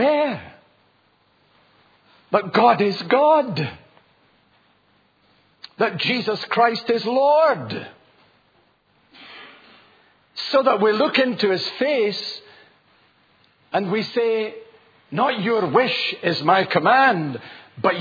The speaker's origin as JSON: {"language": "English", "area": "Lanarkshire", "region": "Scotland", "country": "United Kingdom", "tie": "born or raised there", "said": "I was raised in Lanarkshire in Scotland. And a few miles away from the town where I was born and raised"}